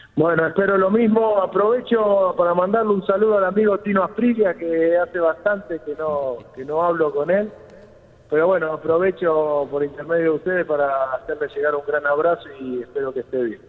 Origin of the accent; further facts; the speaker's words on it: Argentina; cómo somos los argentinos